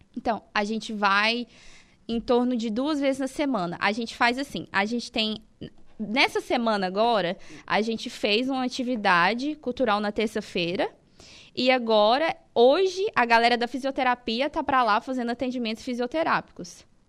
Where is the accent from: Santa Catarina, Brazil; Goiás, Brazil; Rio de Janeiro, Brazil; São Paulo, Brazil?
Goiás, Brazil; Itumbiara; moved away as an adult; now in Araranguá, Brazil; Eu sou de Intubiara, Goiás, sou goiana